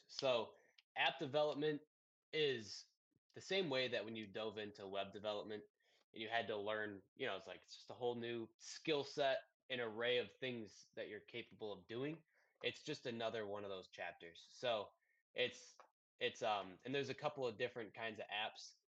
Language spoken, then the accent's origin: English; Detroit, Michigan, United States; I'm from Detroit